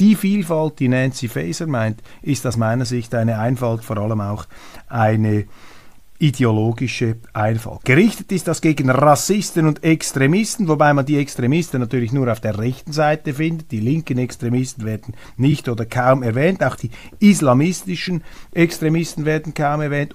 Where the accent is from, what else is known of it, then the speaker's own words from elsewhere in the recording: Switzerland; als Schweizer